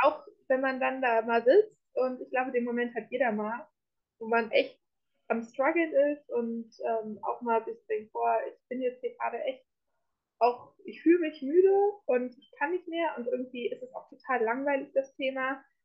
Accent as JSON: {"language": "German", "region": "North Rhine-Westphalia", "country": "Germany", "moved": "as an adult", "lives_now": "Munich, Germany", "said": "ich komme ursprünglich komme ich aus Ostwestfalen"}